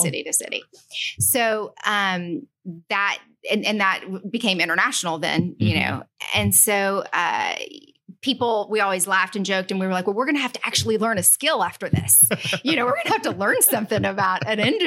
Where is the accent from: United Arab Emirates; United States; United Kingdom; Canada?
United States; Lubbock, Texas; moved away as an adult; also born or lived in Washington, D.C.; I'm from Lubbock